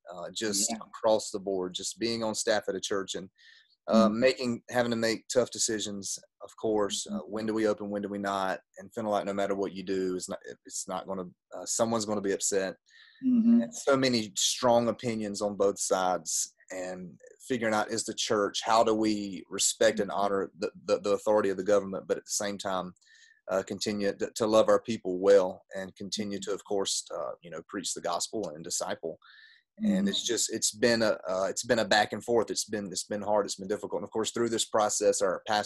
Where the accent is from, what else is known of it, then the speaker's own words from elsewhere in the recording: Gaffney, South Carolina, United States; also born or lived in Gastonia, North Carolina; I am from South Carolina, a town called Gaffney, right on the North Carolina line